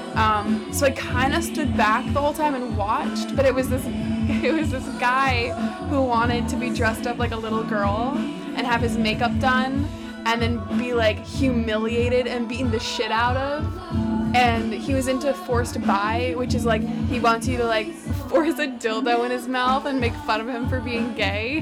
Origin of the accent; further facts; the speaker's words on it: France; now in Brooklyn, United States; I'm from France, live in Brooklyn.